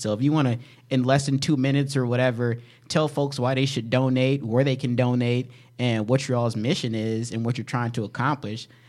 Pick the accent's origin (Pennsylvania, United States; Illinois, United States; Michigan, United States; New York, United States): Illinois, United States; Chicago; moved away; also born or lived in Rockford, Illinois; A lot of my friends that I grew up with in Chicago and Rockford